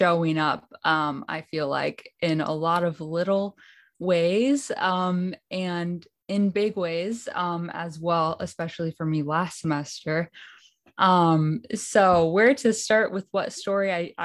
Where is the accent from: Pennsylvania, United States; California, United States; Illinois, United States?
Illinois, United States; Hinsdale; now in Berrien Springs, United States; I'm currently in Berrien Springs, Michigan, but I'm from Hinsdale, outside of Chicago, Illinois, Hinsdale, Illinois. Okay. Yeah, I went to Hinsdale Academy